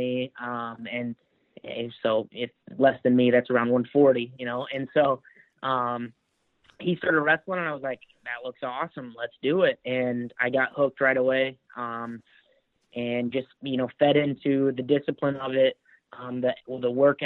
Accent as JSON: {"language": "English", "town": "Anderson", "region": "Indiana", "country": "United States", "tie": "born or raised there", "also_born_or_lived": "Noblesville, Indiana", "moved": "as an adult", "lives_now": "Fairfax, United States", "said": "I was born in Noblesville, but I lived my whole life in Anderson."}